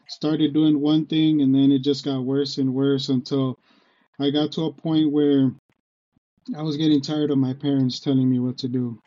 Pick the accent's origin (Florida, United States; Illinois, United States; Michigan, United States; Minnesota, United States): Michigan, United States; Detroit; also born or lived in Texas / Grand Rapids, Michigan; I am from Michigan. I was born in Detroit